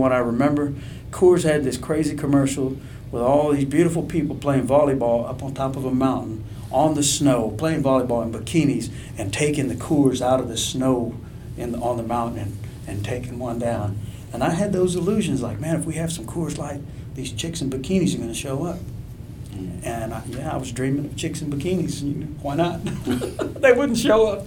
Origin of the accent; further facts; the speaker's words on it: a little town near Houston, Texas, United States; I'm not from Houston. I'm from a little town with 2,000 people.